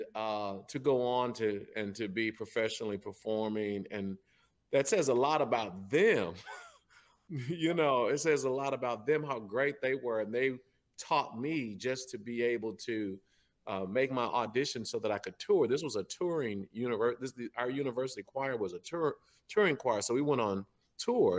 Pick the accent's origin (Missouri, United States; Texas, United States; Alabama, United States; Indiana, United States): Missouri, United States; St. Louis; I'm from St. Louis. I grew up. I was born and raised right here in uh, in the North St. Louis.